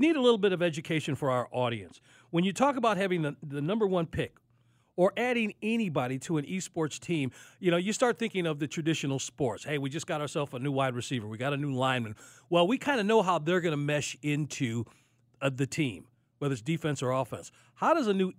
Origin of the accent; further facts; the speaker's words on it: Chicago, Illinois, United States; I'm from Chicago